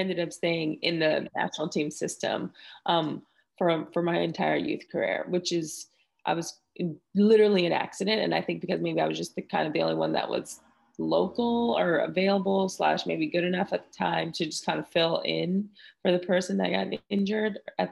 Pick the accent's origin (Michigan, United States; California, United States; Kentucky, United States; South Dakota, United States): California, United States; Palmdale; moved away as an adult; also born or lived in Chicago / Utah / Australia; I'm from Palmdale, California, originally, born and raised there